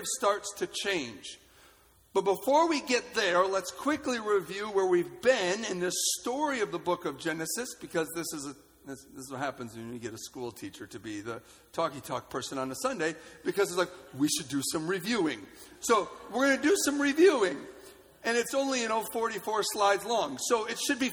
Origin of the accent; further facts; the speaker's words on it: Holland, Michigan, United States; I grew up in Holland, and so there's boats